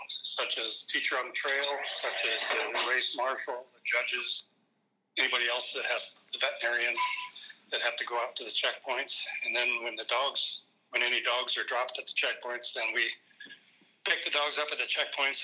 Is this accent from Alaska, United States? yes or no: yes; Anchorage, Alaska, United States; I'm originally from Anchorage, Alaska